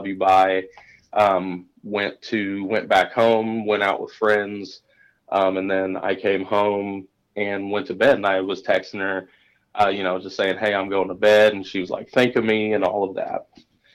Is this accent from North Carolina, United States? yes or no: no; Indianapolis, Indiana, United States; I'm from Indianapolis